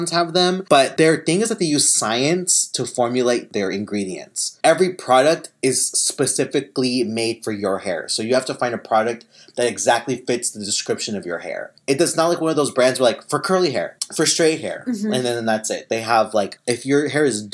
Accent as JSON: {"language": "English", "region": "Kansas", "country": "United States", "moved": "yes", "lives_now": "Southern California, United States", "said": "we're from Kansas"}